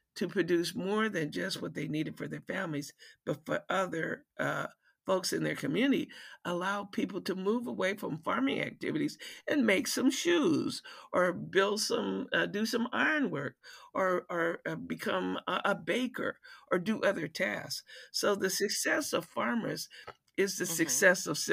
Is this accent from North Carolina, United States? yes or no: yes; North Carolina, United States; also born or lived in Detroit, Michigan; now in Washington, D.C., United States; My mother decided that I needed to, we needed to go back to North Carolina, where we had a big garden